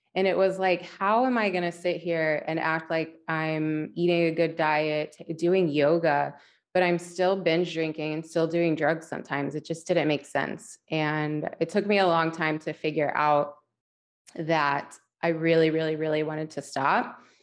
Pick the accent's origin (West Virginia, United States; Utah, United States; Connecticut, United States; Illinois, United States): West Virginia, United States; moved away; I was born and raised in West Virginia